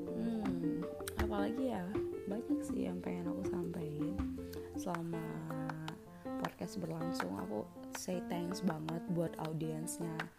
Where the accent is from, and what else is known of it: Bungo Regency, Jambi, Indonesia